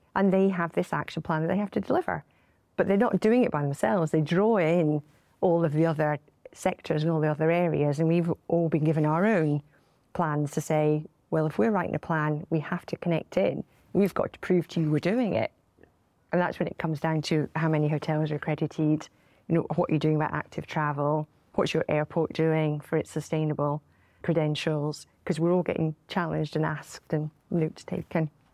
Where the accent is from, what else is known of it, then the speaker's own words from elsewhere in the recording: Glasgow, Scotland, United Kingdom; our city and our country